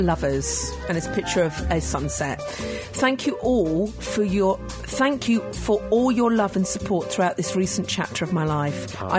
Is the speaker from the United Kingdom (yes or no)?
yes; Scotland, United Kingdom; But it's the one and only time being Scottish.